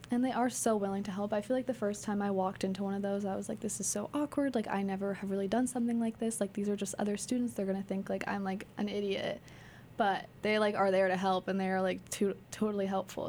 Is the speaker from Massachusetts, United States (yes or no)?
yes; Sudbury, Massachusetts, United States; I'm from Sudbury, Mass